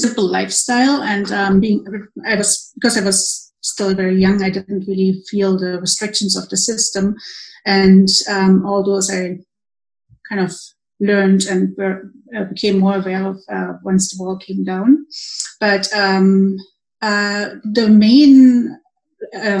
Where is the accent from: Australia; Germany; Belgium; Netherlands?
Germany; Berlin; moved away as an adult; now in Canada; I grew up most of my young life in East Berlin